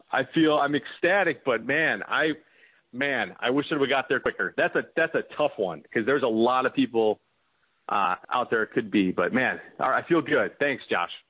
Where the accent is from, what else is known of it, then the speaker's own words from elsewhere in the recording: Tinley Park, Illinois, United States; now in Northbrook, United States; I'm originally from Tinley Park